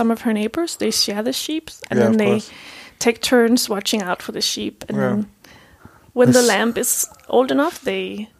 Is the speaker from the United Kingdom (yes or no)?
no; Stevns, Zealand, Denmark; At Stevens.